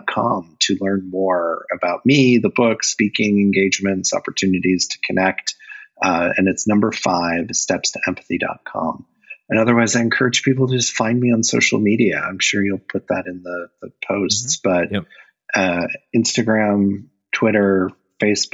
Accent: Indiana, United States; growing up in Indiana

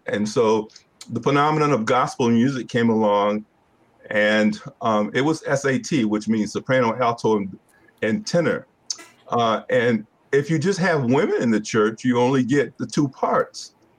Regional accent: Hartford, Connecticut, United States; moved away as an adult; now in Roanoke, United States; I'm originally from Hartford, Connecticut

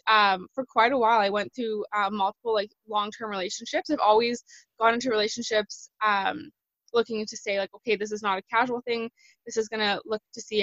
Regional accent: Canada; I'm from Canada

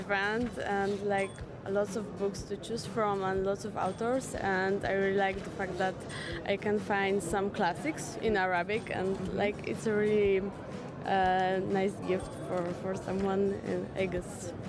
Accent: Poland

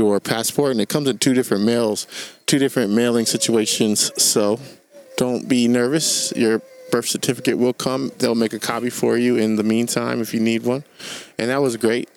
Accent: Sacramento, California, United States; we're from Sacramento

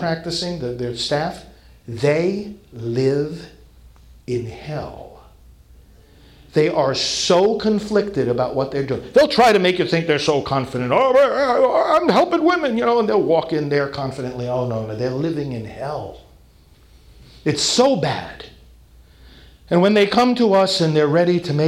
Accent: New York City, New York, United States; moved away; I'm from New York originally

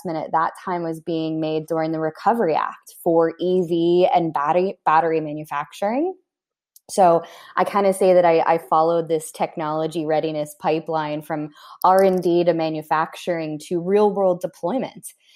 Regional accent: Pittsburgh, Pennsylvania, United States; my hometown in Pittsburgh

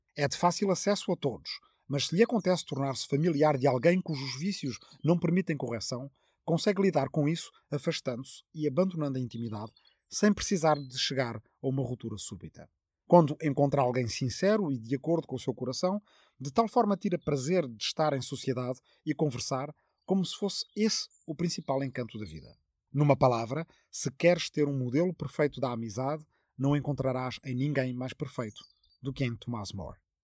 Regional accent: Arrifana, Ribatejo, Portugal; está na minha aldeia de Arrifana, no Ribatejo

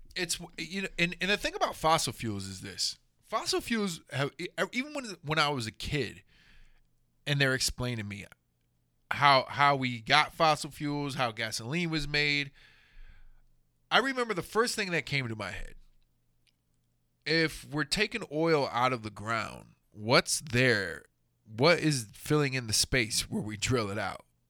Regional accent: Houston, Texas, United States; growing up in Houston

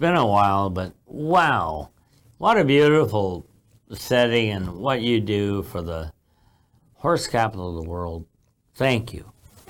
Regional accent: Iowa, United States; I was born and raised in Iowa. After they went back to from Florida to Iowa, they had me. And that's where I was born.

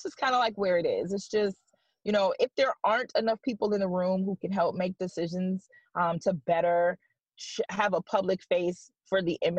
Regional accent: Detroit, Michigan, United States; now in Hartford, United States; I'm from Detroit. I'm from Michigan

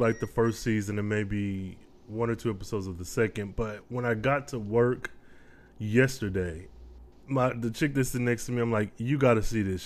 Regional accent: Flint, Michigan, United States; moved away as an adult; now in Texas, United States; I am actually from Flint, Michigan, and went to the University of Michigan my damn self.

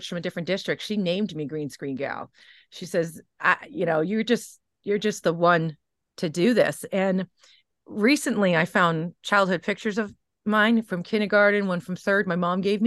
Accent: New England, United States; also born or lived in Kansas City, Missouri; I'm from New England

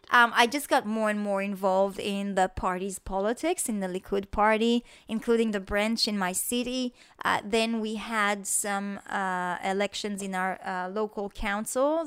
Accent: Israel; moved away as an adult; also born or lived in Australia; when I came back to Israel from Australia

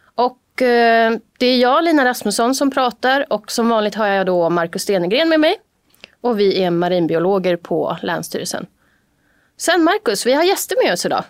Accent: Haninge, Stockholm County, Sweden; Jag är ju då från Jordbro, en ganska tafflig förort till Stockholm.

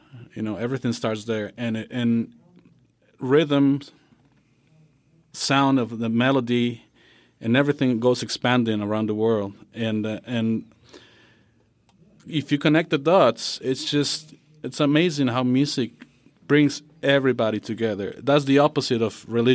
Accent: Bolivia; I'm from Bolivia

